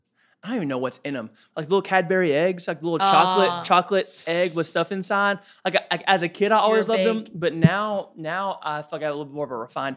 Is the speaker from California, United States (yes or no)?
no; Woodbury, Tennessee, United States; The fine establishment of Woodbury, Tennessee.